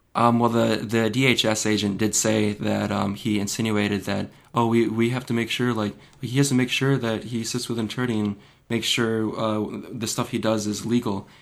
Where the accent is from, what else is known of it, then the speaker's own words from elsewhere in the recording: Michigan, United States; my home state of Michigan